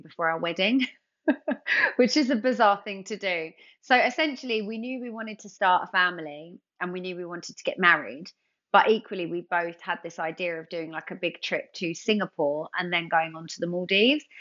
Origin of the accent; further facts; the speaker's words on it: London, United Kingdom; I'm from London.